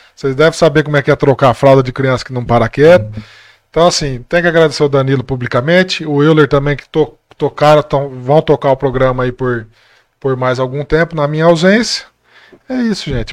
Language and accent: Portuguese; Monte Azul Paulista, São Paulo, Brazil; now in Bebedouro, Brazil; sou de Monte Azul